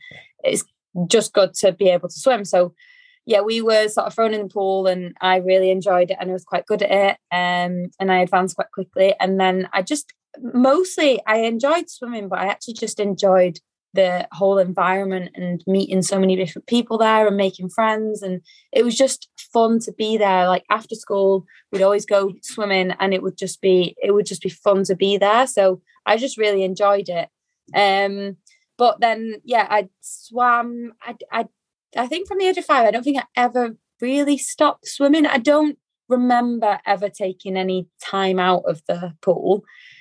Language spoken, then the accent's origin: English; Manchester, North West England, United Kingdom; grew up in Manchester